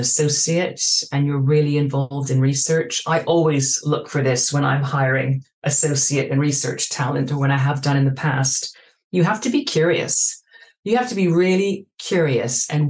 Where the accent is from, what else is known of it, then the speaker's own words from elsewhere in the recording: Vancouver, British Columbia, Canada; moved away as an adult; also born or lived in Hong Kong; now in London, United Kingdom; I grew up in Vancouver